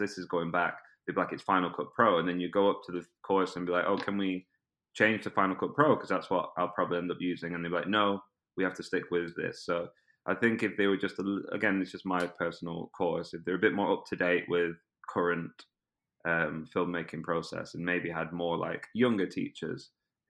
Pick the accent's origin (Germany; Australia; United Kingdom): United Kingdom; Preston, North West England; accent: British; moved away as an adult; also born or lived in Brazil; now in London, United Kingdom; my hometown in Preston near Manchester